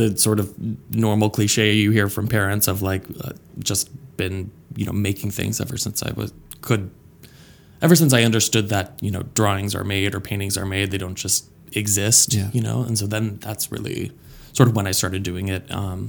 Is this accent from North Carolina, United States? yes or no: no; Flint, Michigan, United States; born there; now in Pittsburgh, United States; So originally I was born in Flint, Michigan.